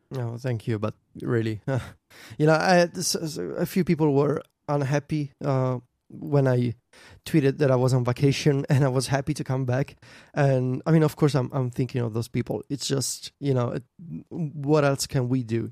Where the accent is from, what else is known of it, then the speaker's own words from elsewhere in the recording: Viterbo, Lazio, Italy; in Viterbo, my hometown